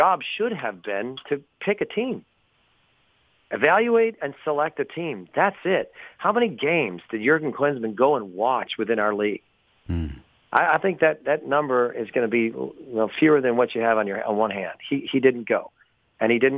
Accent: United States; an American-born player in the Bundesliga

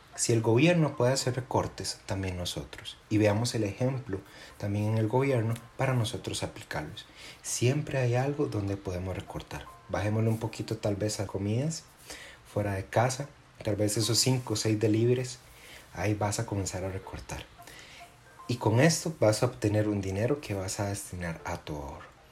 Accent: Costa Rica; nosotros, los costarricenses

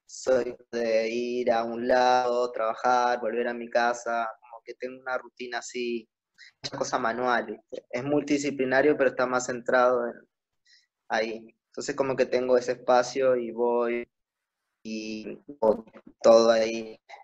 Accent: Uruguay; moved away as an adult; also born or lived in Buenos Aires, Argentina; un artista de Uruguay.

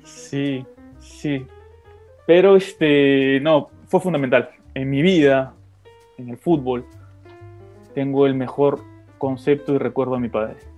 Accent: Lima, Peru; also born or lived in Surco, Lima / La Molina, Lima; Luego me mudé al distrito de San Luis. Jugaba en el parque, jugaba en la pista como cualquier niño

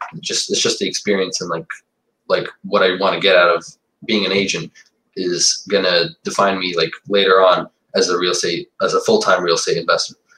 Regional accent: New York City / Suffolk County, United States; I was born in New York City, and and my parents uh, actually came here as immigrants and I, at 10 years old, I got moved. I moved to Suffolk County

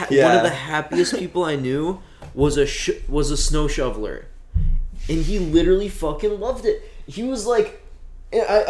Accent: North Dakota, United States; growing up in North Dakota

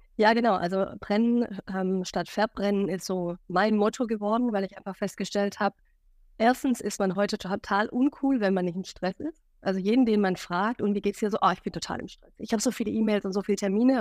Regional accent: Stuttgart, Baden-Württemberg, Germany; moved away as an adult; now in Hamburg, Germany; ein Schwabe in Hamburg, seit sieben Jahren in Hamburg, ursprünglich nach Stuttgart kommend

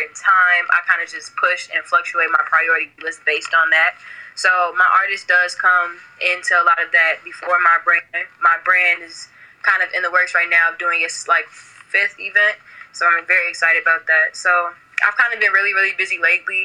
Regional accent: Chicago, Illinois, United States; I've been born and raised in Chicago, Illinois

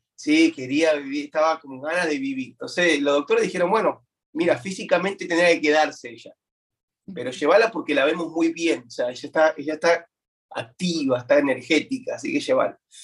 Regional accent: Buenos Aires, Argentina; now in United States; nací en Buenos Aires, Argentina, siempre me he criado ¿no? dentro de la, iglesia

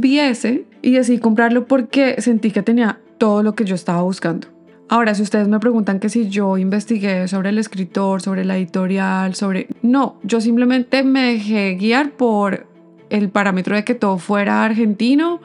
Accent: Colombia; now in Canada; yo soy colombiana

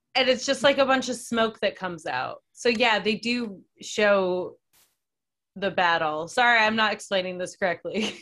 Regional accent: Oakton, Virginia, United States; my hometown

